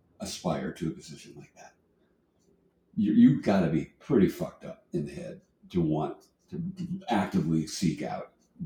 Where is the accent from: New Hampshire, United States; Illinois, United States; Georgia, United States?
New Hampshire, United States; Rye; I grew up in Rye, but I went to Portsmouth High.